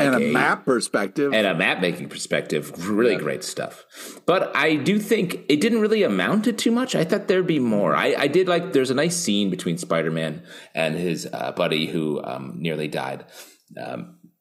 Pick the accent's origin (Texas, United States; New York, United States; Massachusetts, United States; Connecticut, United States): New York, United States; New York City; as a New Yorker